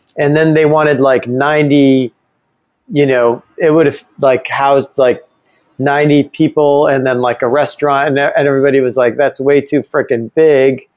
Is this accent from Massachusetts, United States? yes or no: no; Ithaca, New York, United States; my uh, small hometown has like three institutions of higher learning. Uh, one was Ithaca College